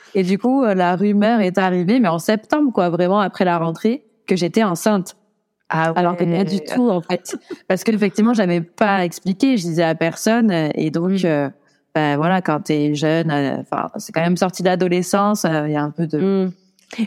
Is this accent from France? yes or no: yes; Brive-la-Gaillarde, Nouvelle-Aquitaine, France; chez moi, à Brive-la-Gaillarde, d'où je viens